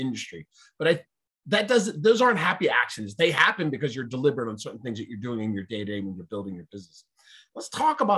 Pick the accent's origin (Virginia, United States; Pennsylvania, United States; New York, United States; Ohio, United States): Pennsylvania, United States; Philadelphia; I'm from Philadelphia. There's a city of 4 million people.